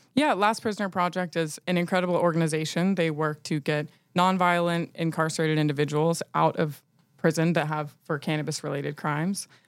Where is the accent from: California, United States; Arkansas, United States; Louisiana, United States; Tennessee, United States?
Tennessee, United States; Nashville; also born or lived in New York; I'm from Nashville